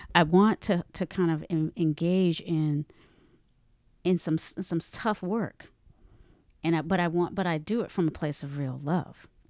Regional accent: the South, United States; I'm from the South.

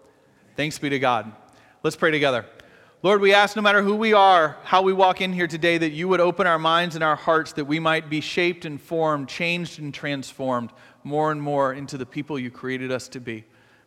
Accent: Atlanta, Georgia, United States; I kind of grew up in the Bible Belt. I grew up in Atlanta, in Georgia.

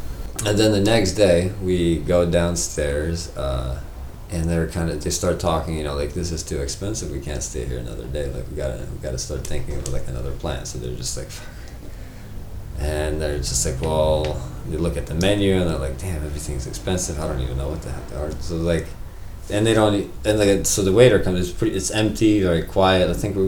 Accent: Poland; I went through the same thing. I'm from Poland, you know

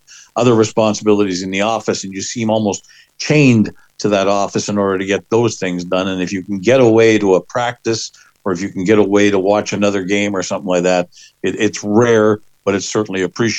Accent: Winnipeg, Manitoba, Canada; moved away as an adult; now in Saskatoon, Canada; 28 years now, out of the 29 that I've been with in Saskatoon ever since I moved from my hometown of Winnipeg to here back in 1994.

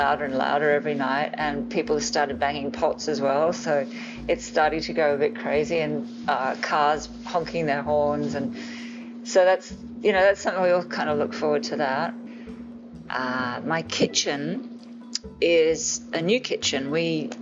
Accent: Tokyo, Japan; now in Los Angeles, United States; We were living in Tokyo when I was a kid. I grew up in Japan

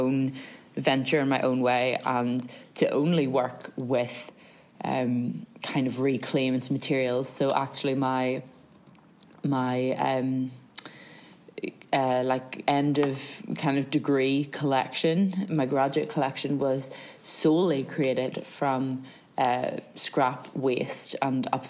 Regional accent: County Down, Northern Ireland, United Kingdom; I am from County Down, South Down, that general region of Northern Ireland

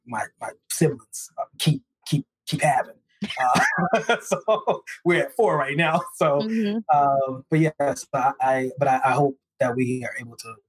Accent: East Texas, United States; moved away; I'm originally from East Texas

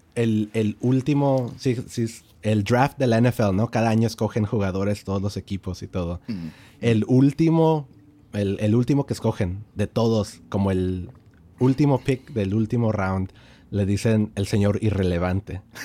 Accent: El Paso, Texas, United States; sí crecí en El Paso

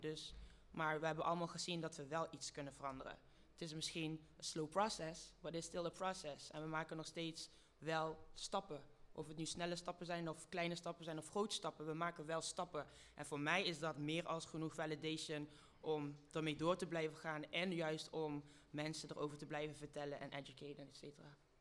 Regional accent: Lieshout, North Brabant, Netherlands; also born or lived in Congo; ik kwam daar aan als Congolees meisje. Met een alleenstaande moeder in Lieshout in Brabant

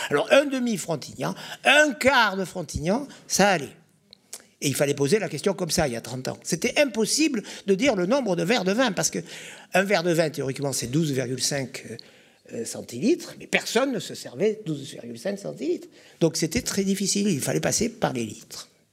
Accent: Bordeaux, Nouvelle-Aquitaine, France; Je suis né à Bordeaux, c'est déjà en soi un conflit d'intérêts. J'ai fait toutes mes études à Bordeaux, j'ai quasiment jamais quitté Bordeaux.

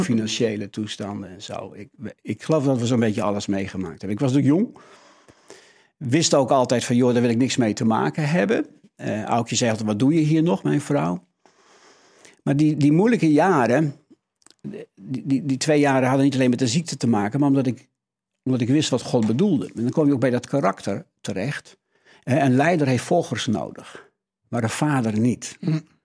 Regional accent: Netherlands; Dat zit echt in onze, ons DNA als, als Hollanders

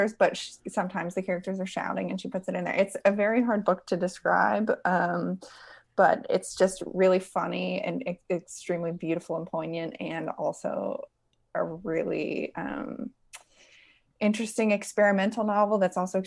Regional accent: West Virginia, United States; I grew up in West Virginia

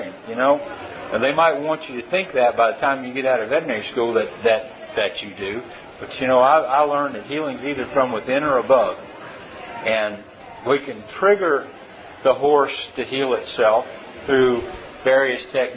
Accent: Tennessee, United States; I am a veterinarian from Tennessee.

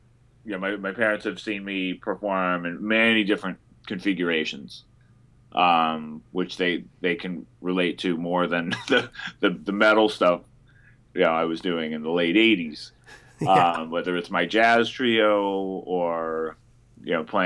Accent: Berkeley, California, United States; moved away as an adult; also born or lived in New York; I was raised in Berkeley, California

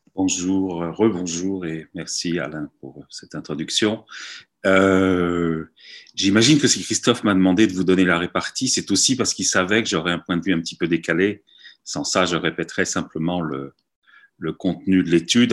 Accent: France; nous sommes français

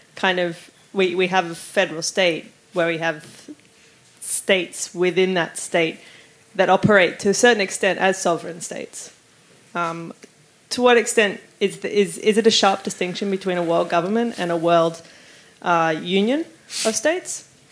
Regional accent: Australia; I come from Australia

